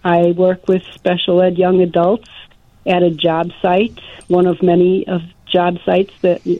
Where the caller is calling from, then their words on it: Hawthorn Woods, Illinois, United States; I'm calling from Hawthorne Woods.